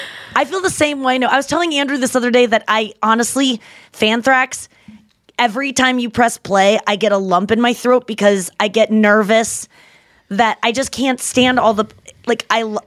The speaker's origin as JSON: {"language": "English", "region": "Ontario", "country": "Canada", "said": "I'm from Canada. Close to Niagara Falls, another cute place."}